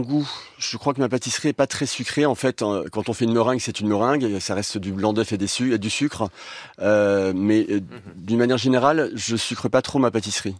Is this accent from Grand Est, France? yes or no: yes; Lorraine, Grand Est, France; je suis lorrain